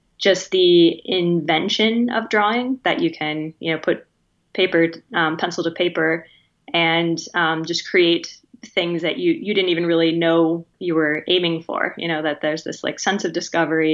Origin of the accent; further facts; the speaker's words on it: Spearfish, South Dakota, United States; now in Illinois, United States; I grew up in Western South Dakota in a town called Spearfish